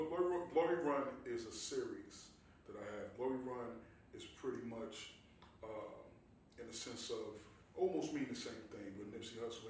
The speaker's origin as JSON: {"language": "English", "town": "Newark", "region": "New Jersey", "country": "United States", "tie": "born or raised there", "said": "I'm from Newark, New Jersey. Newark, New Jersey. Born and raised."}